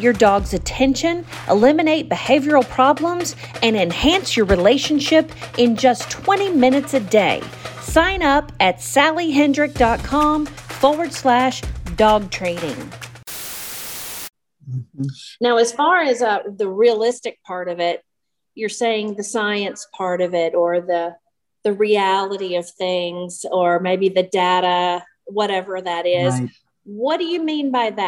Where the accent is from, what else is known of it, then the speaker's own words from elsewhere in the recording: West Tennessee, United States; When I was a little girl, I grew up in West Tennessee in a really small town